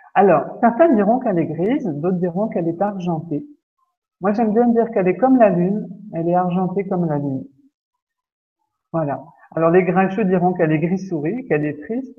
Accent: Lorraine, Grand Est, France; chez nous, en Lorraine

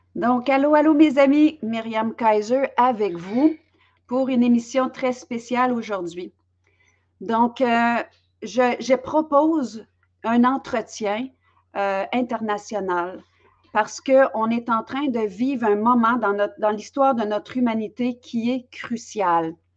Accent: Belgium; now in Quebec, Canada; je suis native de Belgique, mais je demeure au, Québec

